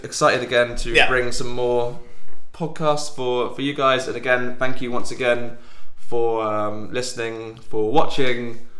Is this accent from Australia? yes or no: no; England, United Kingdom; now in Germany; I'm from England